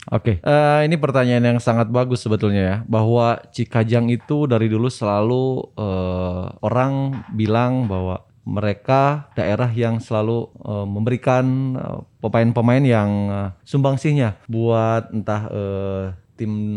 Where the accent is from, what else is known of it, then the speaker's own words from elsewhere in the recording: Bandung, West Java, Indonesia; moved away as an adult; also born or lived in Tangerang; saya kembali. Saya berikan buat daerah saya sendiri